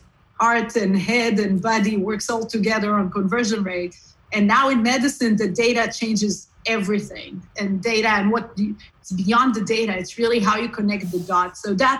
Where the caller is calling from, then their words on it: California, United States; California, from Silicon Valley, the heart of Silicon Valley.